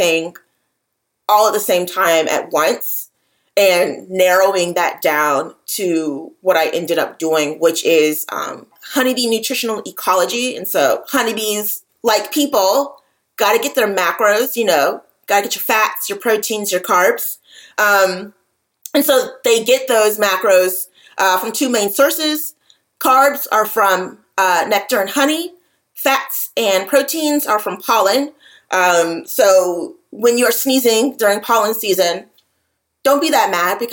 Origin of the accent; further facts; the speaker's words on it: Atlanta, Georgia, United States; I'm from the Atlanta metro area